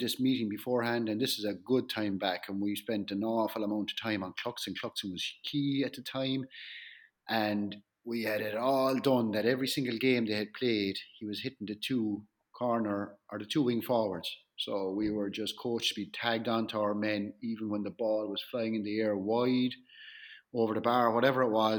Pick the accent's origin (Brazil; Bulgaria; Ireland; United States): Ireland; Kerry, Munster; I'm from Kerry